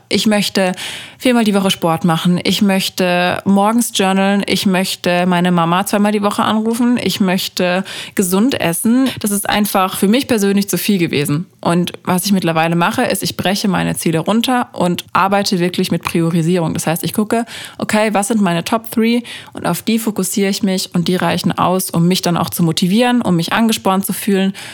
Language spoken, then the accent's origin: German; Freiburg, Baden-Württemberg, Germany; moved away; bei uns in Freiburg